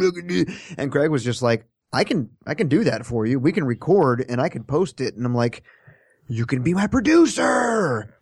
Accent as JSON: {"language": "English", "region": "Kansas", "country": "United States", "moved": "yes", "said": "I'm from Kansas. When, when a tornado siren goes off, we step outside under the porch and look around and say, \"Where is it?\""}